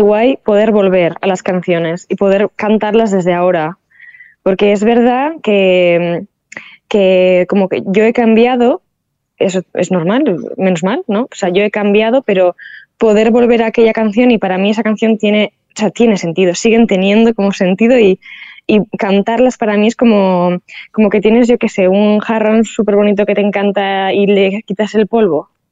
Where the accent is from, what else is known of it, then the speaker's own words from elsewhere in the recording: San Sebastián, Basque Country, Spain; soy una chica vasca